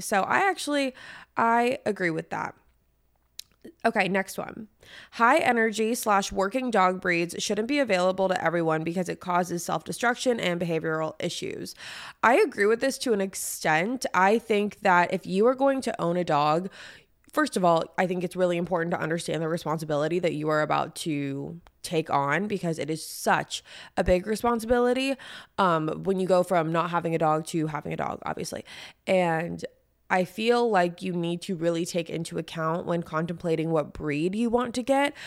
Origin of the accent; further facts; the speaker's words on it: San Diego, California, United States; I'm from San Diego